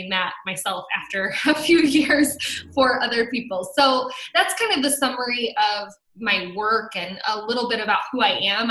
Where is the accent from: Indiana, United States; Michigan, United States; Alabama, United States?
Indiana, United States; South Bend; now in Chicago, United States; We're originally from the South Bend, Indiana area, so I'm a Midwest girl through and through